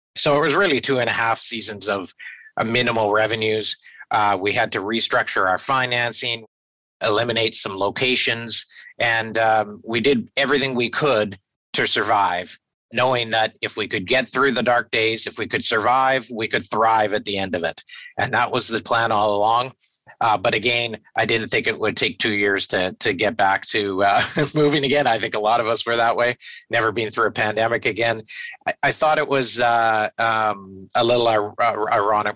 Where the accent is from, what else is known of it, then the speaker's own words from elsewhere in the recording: Victoria, British Columbia, Canada; born and raised in Victoria and proud to be uh, be a uh, Victorian